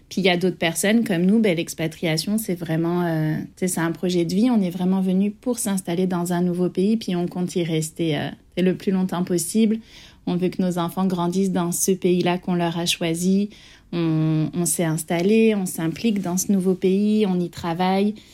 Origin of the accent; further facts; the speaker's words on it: France; now in Canada; Bien sûr que je me considère toujours française et de plus en plus je me considère aussi canadienne